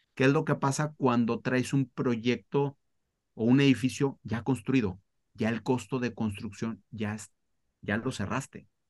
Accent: Mexico; also born or lived in Spain; nací en España, a los cinco años me fui, me vine, me vine a vivir a México

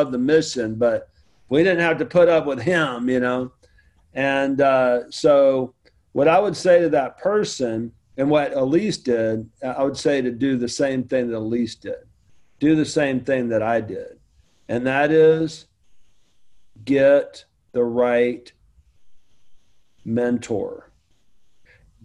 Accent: the South, United States; I'm from the South

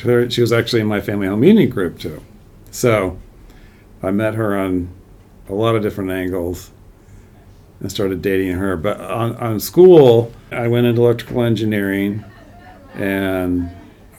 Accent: San Jose, California, United States; also born or lived in Santa Clara / upstate New York / Southern Bavaria; When I was about six, we moved to Santa Clara. And so we spent a couple of years here, and then we went a year to New York, upstate New York, when I was in third grade. And then for fourth grade and beyond, I was back in San Jose

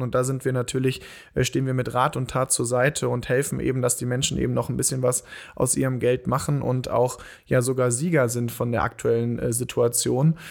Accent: Bonn, North Rhine-Westphalia, Germany; wir kommen ja hier aus Bonn, wohnen hier

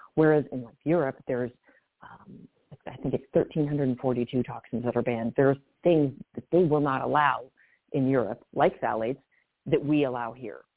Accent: California, United States; I grew up in Cal- California

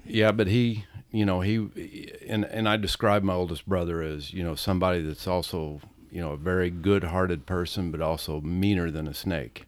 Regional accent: South Roxana, Illinois, United States; we grew up in South Roxana

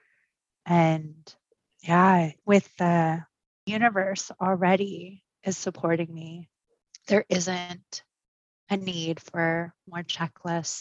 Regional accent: Orange County, California, United States; English is a second language; also born or lived in Pasadena; And I grew up in Orange County, very different.

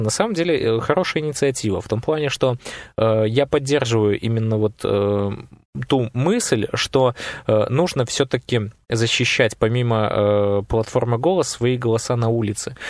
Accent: Belarus

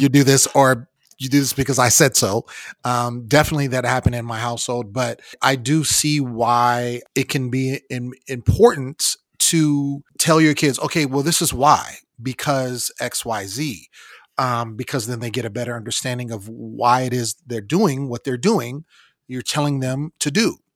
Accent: West Coast, United States; I grew up on the West Coast

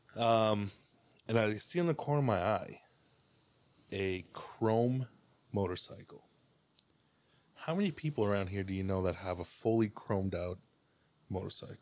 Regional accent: Cuauhtémoc, Chihuahua, Mexico; also born or lived in Burlington, Ontario, Canada; now in Canada; I grew up in Mexico. Yeah, Chihuahua.

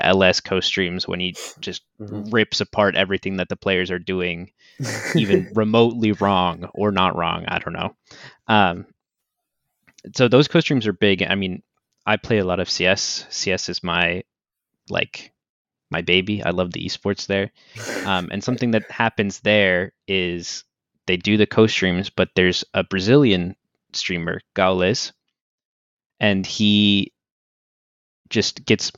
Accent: Boston, Massachusetts, United States; So it's like, I'm a Red Sox fan because I'm from Boston, obviously

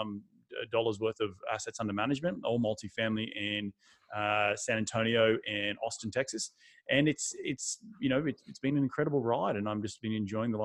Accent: Australia; moved away as an adult; also born or lived in New York City, United States; now in United States; I'm not from this country. I'm from Australia.

